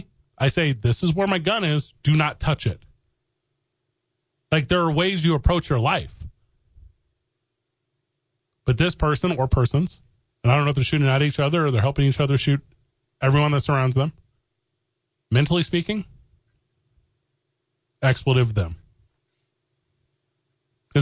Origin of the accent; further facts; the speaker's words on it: Missouri, United States; moved away; I'm from Missouri.